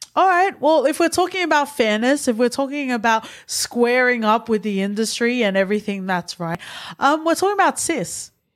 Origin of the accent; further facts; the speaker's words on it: Australia; I, as an Australian born Tongan